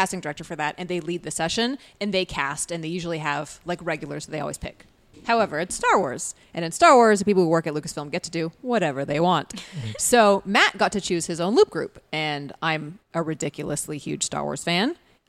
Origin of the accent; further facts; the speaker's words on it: Canada; accent: Canadian; when I went to theater school, the first thing they did was like beat my Canadian accent out of me and then give me a British accent.